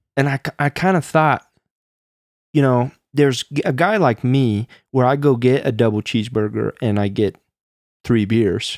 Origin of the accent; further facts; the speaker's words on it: Midwest, United States; growing up in the Midwest